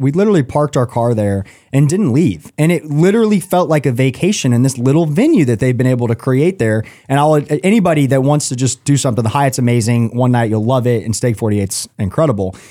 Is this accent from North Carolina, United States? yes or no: no; Atlanta, Georgia, United States; now in Charlotte, United States; I grew up in Atlanta